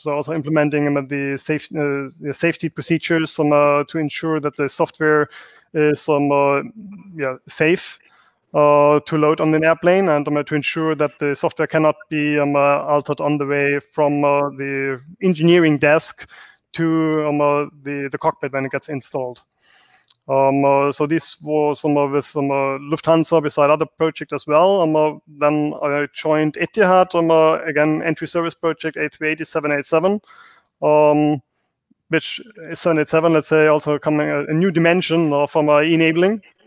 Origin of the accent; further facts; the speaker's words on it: Germany; moved away; I'm originally from Germany, so Germany.